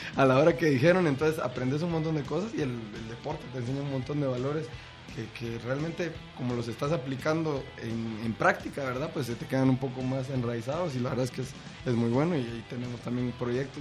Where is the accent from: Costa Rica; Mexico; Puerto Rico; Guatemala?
Guatemala; si somos guatemaltecos ilustres